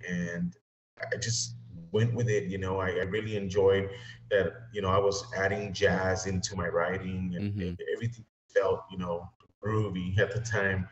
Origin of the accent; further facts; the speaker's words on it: Los Angeles, California, United States; now in McAllen, Texas, United States; growing up in Los Angeles and coming to Texas